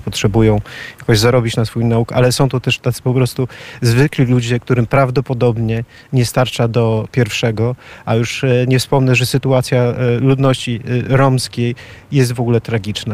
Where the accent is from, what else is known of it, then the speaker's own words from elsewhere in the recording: Poland; moved away as an adult; also born or lived in Ireland; now in Sofia, Bulgaria; wielu nas tutaj Polaków mieszkających